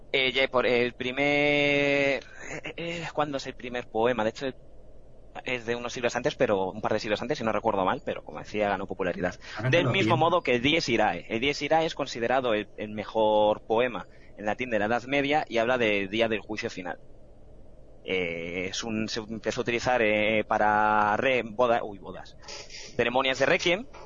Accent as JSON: {"language": "Spanish", "town": "Fuenlabrada", "region": "Community of Madrid", "country": "Spain", "said": "es verdad, yo soy de Fuenla."}